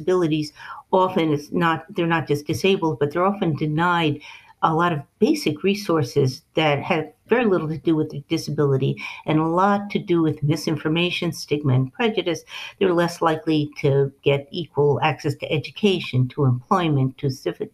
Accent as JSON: {"language": "English", "region": "New England", "country": "United States", "said": "I'm from New England"}